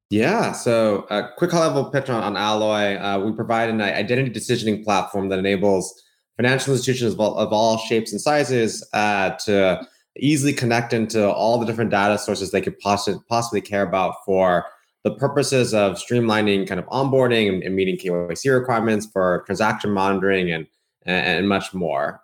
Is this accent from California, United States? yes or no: yes; Bay Area, California, United States; I grew up in the Bay Area